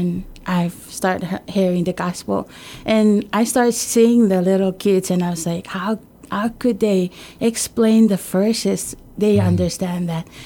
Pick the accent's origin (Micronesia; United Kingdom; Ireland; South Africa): Micronesia; Ulithi, Yap; I grew up in Ulithi and also in a Catholic church.